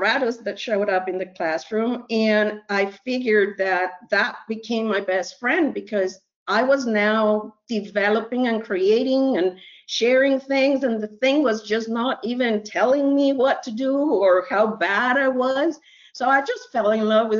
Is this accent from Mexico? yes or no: yes; Mexico; now in United States; I was born in Mexico